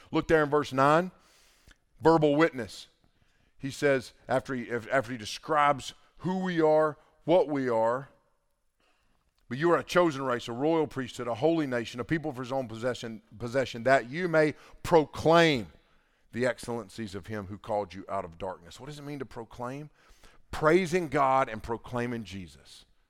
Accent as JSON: {"language": "English", "region": "the Bible Belt", "country": "United States", "tie": "born or raised there", "said": "growing up in the Bible Belt"}